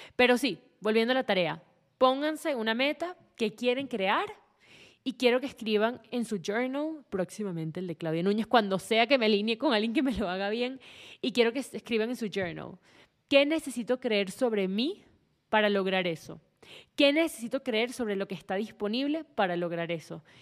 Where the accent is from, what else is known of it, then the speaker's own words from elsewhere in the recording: Venezuela; vengo de Venezuela